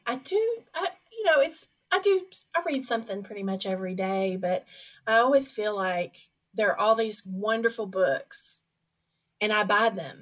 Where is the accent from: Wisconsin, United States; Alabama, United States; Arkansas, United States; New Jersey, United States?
Arkansas, United States; Little Rock; Little Rock is kind of is my hometown. I grew up here